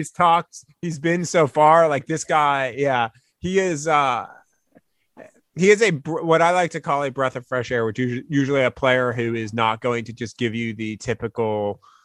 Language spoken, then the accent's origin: English; Northeast, United States; I'm from the Northeast